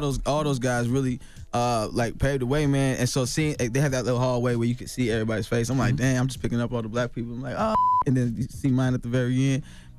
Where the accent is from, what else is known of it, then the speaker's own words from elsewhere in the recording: Chicago, Illinois, United States; hey man, will you listen to this mixtape, man? I'm from Chicago.